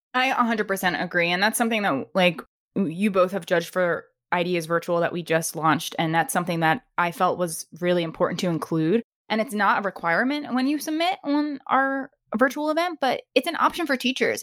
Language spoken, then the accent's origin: English; Maryland, United States; moved away; back to my, my hometown of Maryland